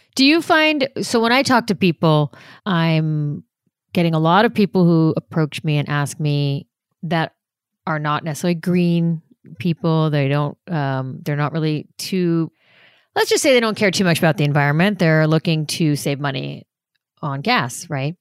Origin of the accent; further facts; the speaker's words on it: Los Angeles, California, United States; also born or lived in New York; I was born in New York, but I grew up in Los Angeles